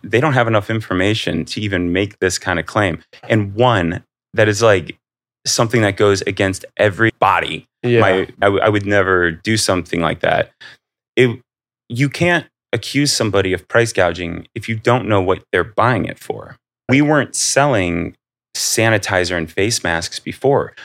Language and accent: English; Akron, Ohio, United States; growing up in Akron, like very blue collar